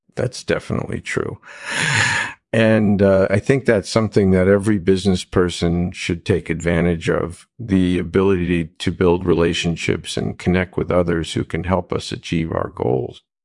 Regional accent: New York City, New York, United States; I was born in Brooklyn in nineteen forty-seven. I grew up in a tight-knit community there

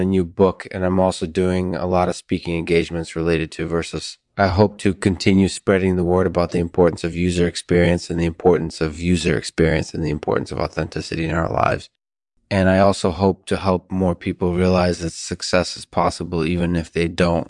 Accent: New York City, New York, United States; So I grew up in New York City and I had a really, really interesting childhood.

